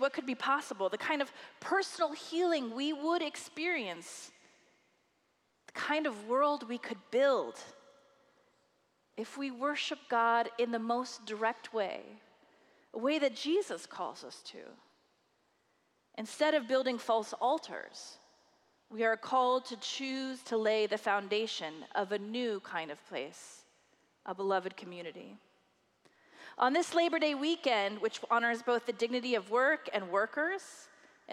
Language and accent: English; Iowa, United States; my home state Iowan